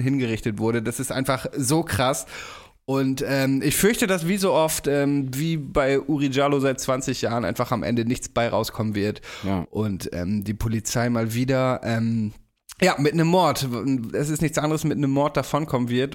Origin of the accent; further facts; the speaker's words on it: Steinfeld, Lower Saxony, Germany; meinem Nachbarort, in meiner Heimat in Steinfeld